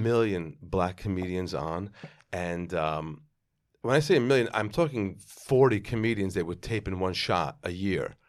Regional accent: Five Towns, New York, United States; also born or lived in Israel; I grew up in the Five Towns

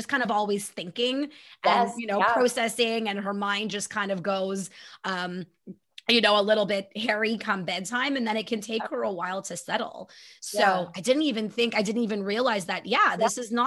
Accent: Canada; I'm so Canadian

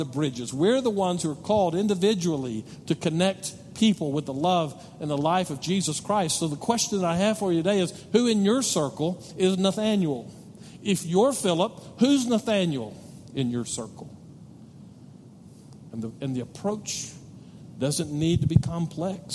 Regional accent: Odessa, Texas, United States; moved away as an adult; now in El Paso, United States; I lived in Odessa. We kind of used to call Odessa home. Now we call El Paso home. But my wife and I both graduated from Odessa High School.

